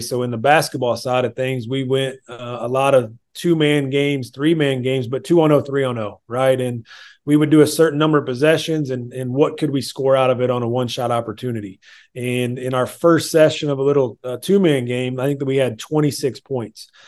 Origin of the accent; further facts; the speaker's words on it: Illinois, United States; moved away; I'm originally from Illinois